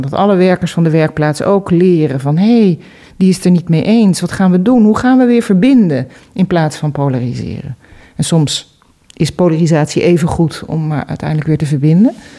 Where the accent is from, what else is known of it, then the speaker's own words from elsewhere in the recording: Amsterdam, North Holland, Netherlands; moved away; ik kom uit Amsterdam